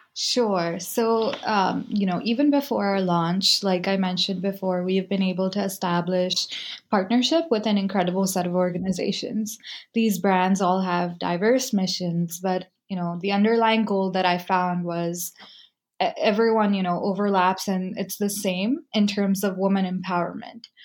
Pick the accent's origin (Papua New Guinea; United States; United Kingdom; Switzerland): United States; me growing up in the United States after we moved here